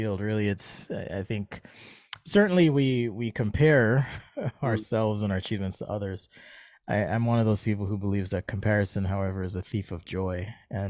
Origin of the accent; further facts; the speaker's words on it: Jamaica; accent: American; So I'm from Jamaica, and I don't know if you knew that. Not everyone does because I speak with an American accent